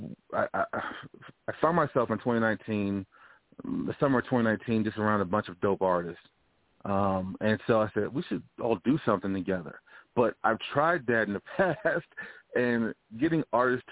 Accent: Louisiana, United States; moved away; I'm from Louisiana originally

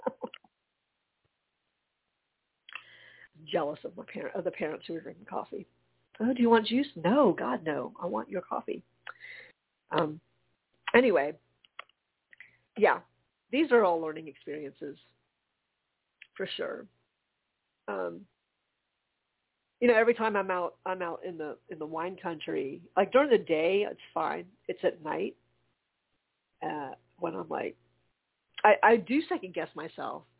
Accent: the South, United States; being first generation growing up in the South

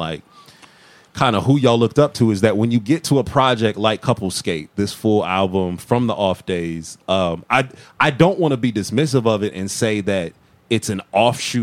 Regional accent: Massillon, Ohio, United States; now in Atlanta, United States; I'm from a hella small town called like Maslin, right next to Canton

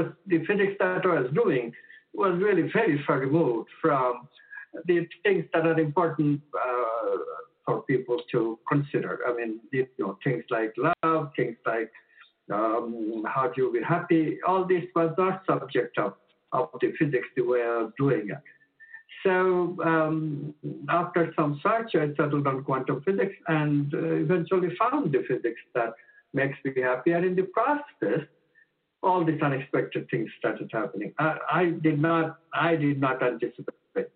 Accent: India; moved away as an adult; now in United States; I was born in India and shifted to the States when I was 26.

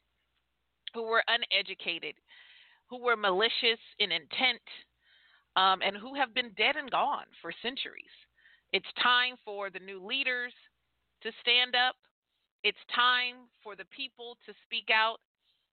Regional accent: California, United States; moved away as an adult; also born or lived in Atlanta, Georgia; I was born and raised in California, but immediately after high school, I moved to Atlanta, Georgia, and that's where I lived for all of my adult life.

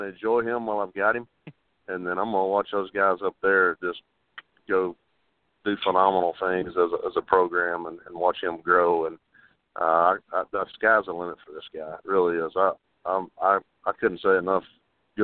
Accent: Bonham, Texas, United States; I grew up in Bonham, Texas

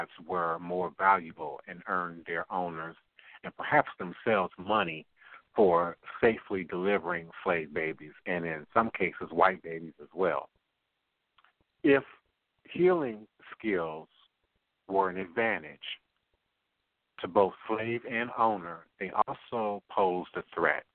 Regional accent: United States; growing up in the Maryland, D.C., Virginia area

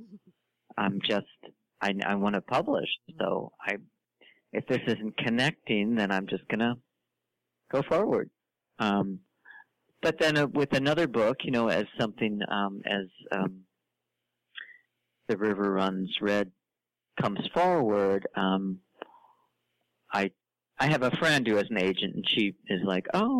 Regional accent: St. Louis, Missouri, United States; I'm from St. Louis

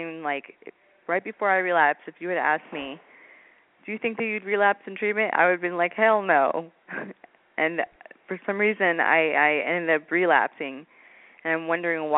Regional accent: Redding, California, United States; I'm from Redding, California

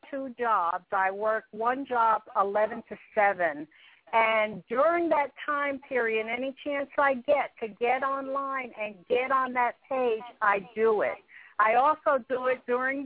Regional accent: New Jersey, United States; now in Florida, United States; I was born and raised in New Jersey.

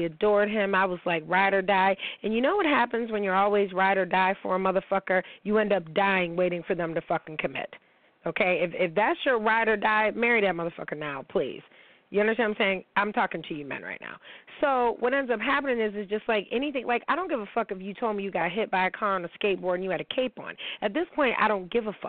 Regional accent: New York, United States; reporting live from the 716, my hometown

